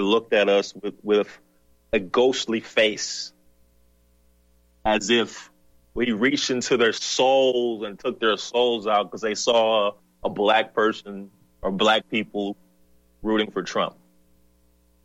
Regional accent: the South, United States; moved away; also born or lived in the North; I'm from the South. I was born in the South.

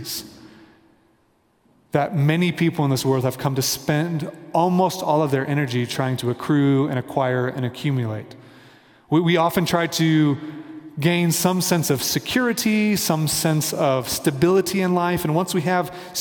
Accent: Kansas City, United States; now in Denver, United States; I'm from Kansas City, my family's in Kansas City, I'm in Denver

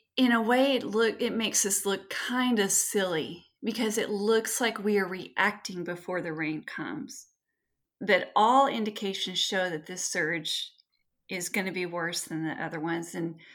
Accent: Texas, United States; I grew up with family in West Texas and the Lubbock and Amarillo and Midland and hospitals in the Panhandle are just full.

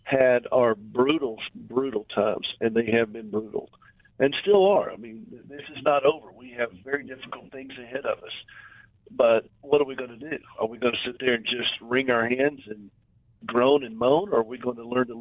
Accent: the South, United States; I'm from the South in the United States

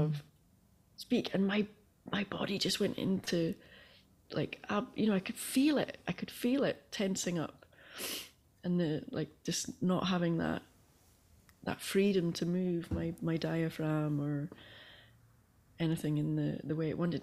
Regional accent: Aberdeen, Scotland, United Kingdom; I grew up in Northeast Scotland in Aberdeen

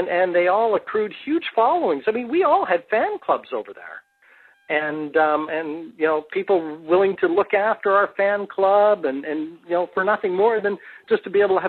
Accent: Canada; moved away as an adult; also born or lived in England; I came from Canada

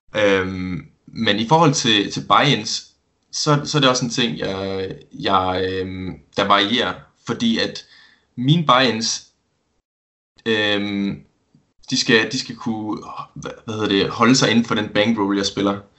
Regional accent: Esbjerg, Southern Denmark, Denmark; Jeg er 20 år gammel, og så kommer jeg fra Esbjerg

